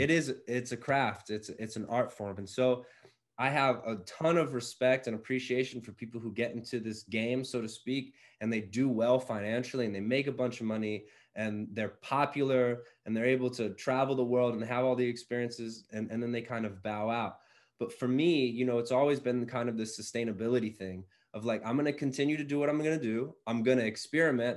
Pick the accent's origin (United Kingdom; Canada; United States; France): United States; Mooresville, Pennsylvania; now in Philadelphia, United States; growing up right outside Philadelphia, I'm now back in Philly